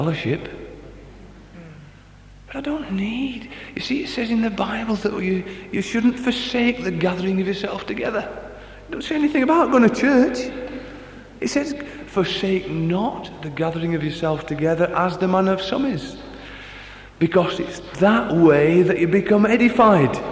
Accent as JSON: {"language": "English", "town": "Barnsley", "region": "Yorkshire and the Humber", "country": "United Kingdom", "said": "I come from Barnsley as well"}